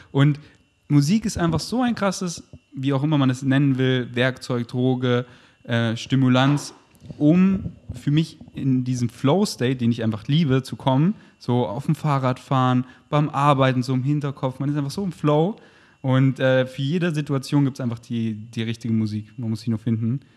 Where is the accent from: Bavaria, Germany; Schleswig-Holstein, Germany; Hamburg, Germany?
Bavaria, Germany; Munich; moved away as an adult; now in Berlin, Germany; Bin in München groß geworden